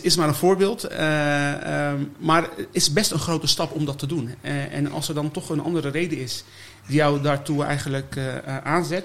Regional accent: Almere, Flevoland, Netherlands; moved away as an adult; also born or lived in Amersfoort; now in The Hague, Netherlands; Almere, dat is, daar is het echt gebeurd. Ja, daar heb ik mijn mijn basisschool, middelbare school

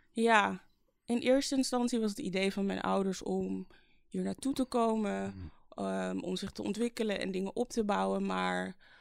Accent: Amsterdam, North Holland, Netherlands; geboren in Amsterdam in 1988 eh, als middelste van vijf kinderen

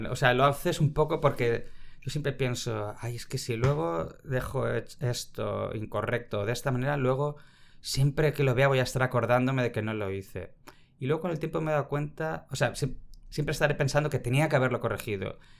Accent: Barcelona, Catalonia, Spain; also born or lived in Vitoria; desde que éramos pequeños, es que tengo tres años, nos fuimos a... Mi familia se mudó a Barcelona

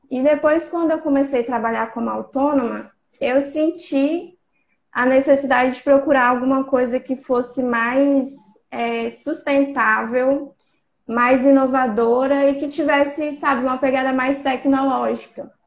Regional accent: São Mateus, Espírito Santo, Brazil; eu sou do Espírito Santo, da cidade de São Mateus

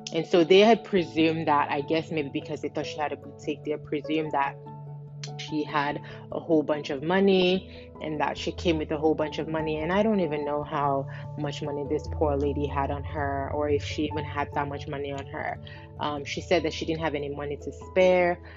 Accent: Nigeria; in my home country, um, Nigeria, which is in West Africa

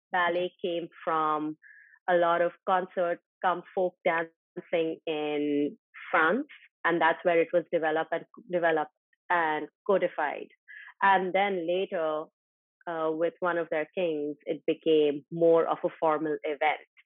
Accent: Ajmer, Rajasthan, India; I am actually from Rajasthan, from Ajmer, a small town in Rajasthan, and uh, growing up, both my parents were always working. So I actually kind of grew up with my grandparents

